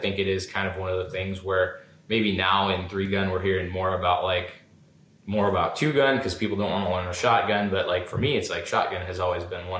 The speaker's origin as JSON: {"language": "English", "region": "Minnesota", "country": "United States", "tie": "born or raised there", "said": "I was born and raised in Minnesota"}